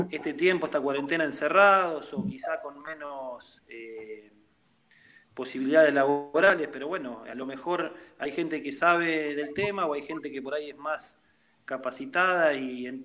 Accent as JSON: {"language": "Spanish", "town": "La Plata", "region": "Buenos Aires Province", "country": "Argentina", "said": "sí, yo soy de La Plata, estoy, estoy viviendo acá."}